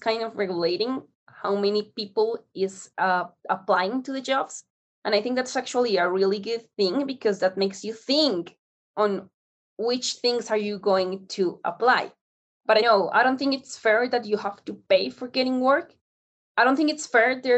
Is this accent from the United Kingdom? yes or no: no; Colombia; I'm from Colombia.